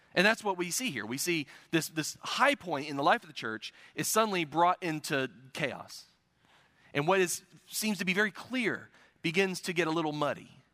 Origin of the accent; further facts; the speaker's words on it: United States; I'm an American